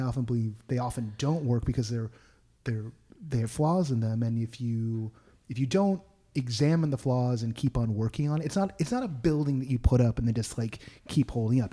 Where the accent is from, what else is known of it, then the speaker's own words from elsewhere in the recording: Berkeley, California, United States; I was from the Bay Area and specifically from Berkeley